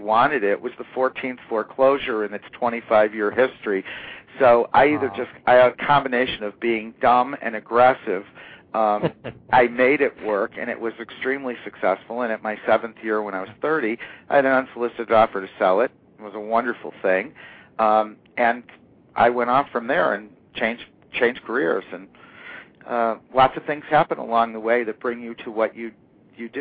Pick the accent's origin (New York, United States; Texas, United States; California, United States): New York, United States; foothills of the Adirondack Mountains; also born or lived in Northeast US; I fortunately grew up in the market here, came back by choice to the hometown